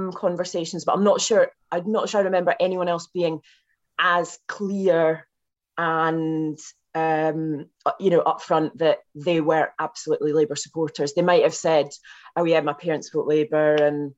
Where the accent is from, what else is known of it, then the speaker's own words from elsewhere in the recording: West Dunbartonshire, Scotland, United Kingdom; moved away; my hometown